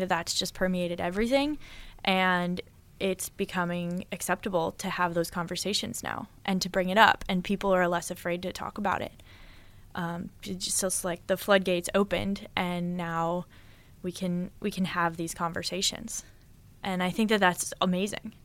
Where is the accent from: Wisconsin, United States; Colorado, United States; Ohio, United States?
Colorado, United States; Boulder; moved away as an adult; now in California, United States; I'm from Boulder, Colorado, which is a very, like, a very white place